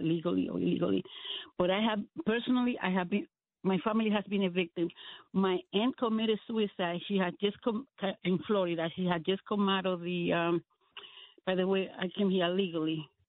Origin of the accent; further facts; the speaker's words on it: Dominican Republic; now in United States; I was born in Dominican Republic